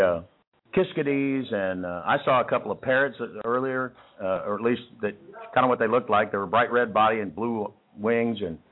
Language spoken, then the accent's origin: English; Texas, United States; accent: Texas; people always tell me they love my Texas accent